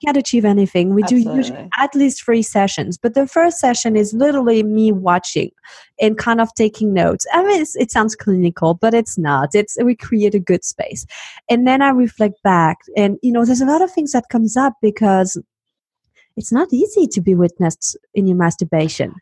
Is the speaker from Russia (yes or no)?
no; Switzerland; now in United States; I happen to be uh, European. I'm from Switzerland